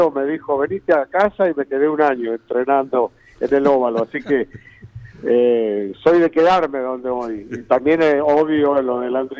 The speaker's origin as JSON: {"language": "Spanish", "town": "Tres Arroyos", "region": "Buenos Aires Province", "country": "Argentina", "tie": "born or raised there", "also_born_or_lived": "General Pico, Argentina", "said": "Eh, yo soy nativo de Tres Arroyos."}